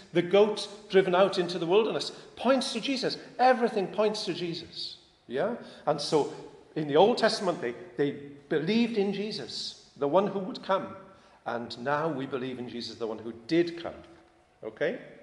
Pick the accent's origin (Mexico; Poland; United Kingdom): United Kingdom; I'm British